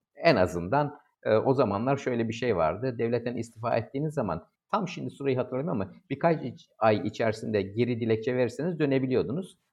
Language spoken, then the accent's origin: Turkish; İzmir, Turkey; ben İzmirliyim.